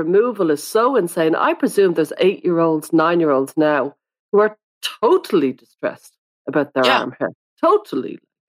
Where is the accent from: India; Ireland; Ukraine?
Ireland; I'm Irish.